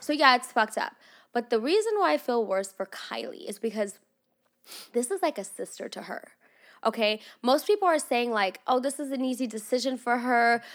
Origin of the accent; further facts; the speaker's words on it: Russia; also born or lived in Los Angeles area, California; now in United States; I grew up in Russia, and that was cold, so I know cold